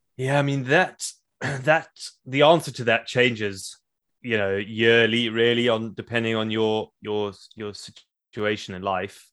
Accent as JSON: {"language": "English", "country": "South Africa", "tie": "born or raised there", "moved": "yes", "said": "growing up in Africa"}